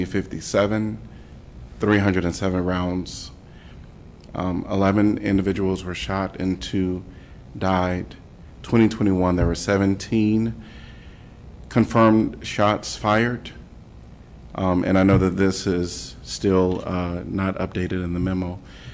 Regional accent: Chicago, Illinois, United States; now in Iowa City, United States; I'm from Chicago, by the way, and so I still have family in Chicago

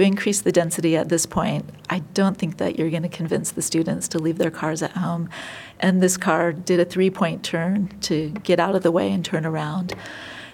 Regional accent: California, United States; moved away as an adult; now in Iowa City, United States; I'm from California

